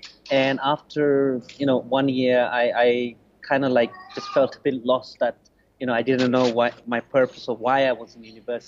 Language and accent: English; London, United Kingdom; English is a second language; also born or lived in Bangladesh; I was raised in London, spent, you know, the last 30 years in London mostly.